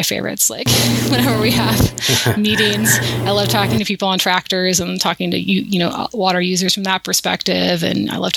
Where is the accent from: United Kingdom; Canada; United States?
United States; Jackson, Wyoming; I grew up in Jackson Hole, Wyoming